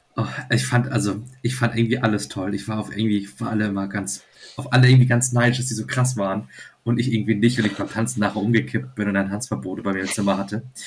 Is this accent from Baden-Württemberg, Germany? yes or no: no; Flensburg, Schleswig-Holstein, Germany; ich komme halt aus Flensburg und äh, wohne also direkt an der dänischen Grenze